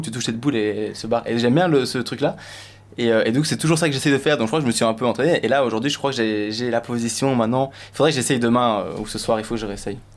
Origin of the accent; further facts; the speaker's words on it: Belgium; je suis belge